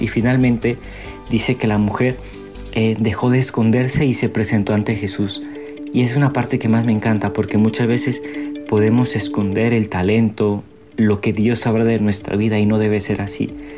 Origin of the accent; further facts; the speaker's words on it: Mexico; moved away as an adult; now in Medellín, Colombia; soy misionero mexicano